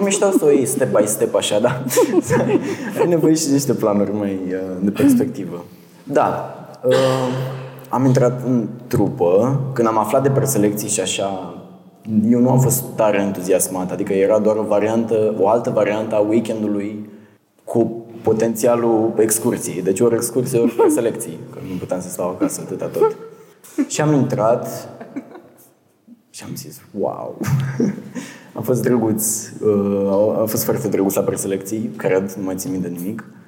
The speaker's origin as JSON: {"language": "Romanian", "town": "Botoșani", "region": "Botoșani County", "country": "Romania", "tie": "born or raised there", "said": "Am intrat în una din trupele de teatru din Botoșani"}